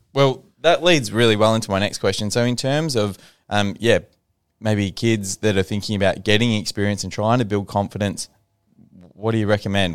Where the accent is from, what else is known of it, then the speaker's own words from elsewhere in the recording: Ballarat, Victoria, Australia; I grew up in Ballarat